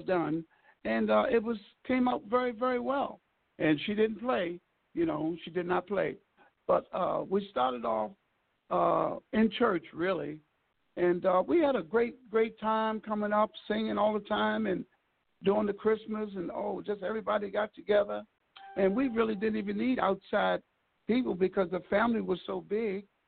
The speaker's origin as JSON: {"language": "English", "town": "Baltimore", "region": "Maryland", "country": "United States", "also_born_or_lived": "Marina Del Rey", "moved": "yes", "said": "I'm originally from Baltimore, Maryland"}